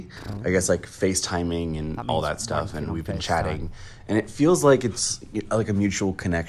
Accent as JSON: {"language": "English", "country": "United States", "said": "I'm an American that's moving to London in January"}